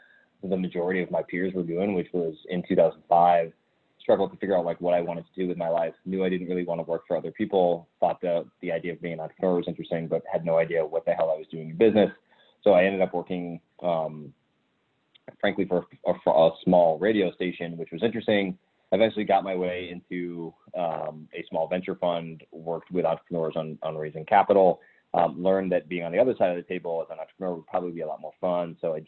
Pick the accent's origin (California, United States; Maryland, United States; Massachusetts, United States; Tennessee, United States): Massachusetts, United States; I grew up in the North Shore of Boston, but we lived internationally for about 5 years.